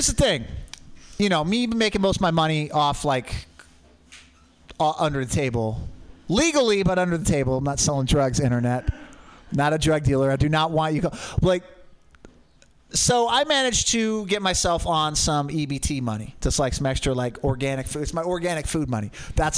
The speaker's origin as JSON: {"language": "English", "town": "Portland", "region": "Oregon", "country": "United States", "tie": "born or raised there", "said": "I grew up in Portland. Mount Hood, volcanic."}